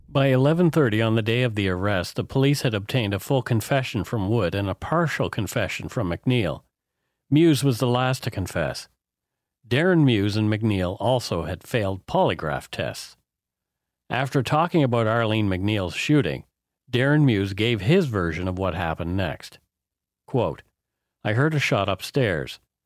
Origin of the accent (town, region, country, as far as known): East Coast, Nova Scotia, Canada; born or raised there; now in British Columbia, Canada